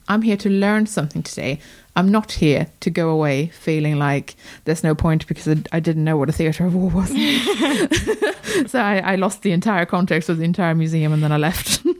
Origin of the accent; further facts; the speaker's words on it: Sweden; moved away; I was born in Sweden.